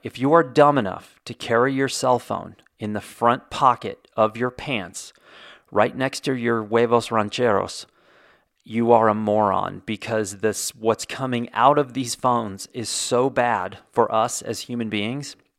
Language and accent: English; Indiana, United States; I was born in Indiana, so technically I am a Hoosier.